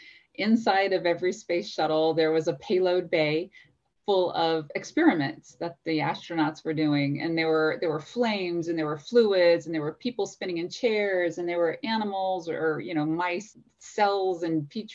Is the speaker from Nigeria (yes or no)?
no; Louisiana, United States; I grew up in Louisiana